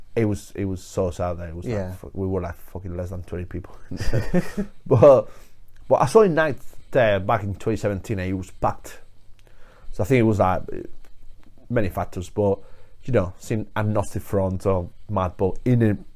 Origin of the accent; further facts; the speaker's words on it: Murcia, Region of Murcia, Spain; English is a second language; moved away as an adult; now in Leeds, United Kingdom; Chema's a guy from where I'm from Murcia, from Spain.